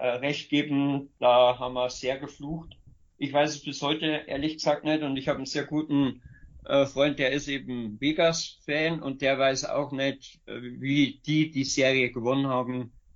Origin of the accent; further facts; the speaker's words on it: Bavarian Forest, Germany; ich komme aus dem Bayerischen Wald ursprünglich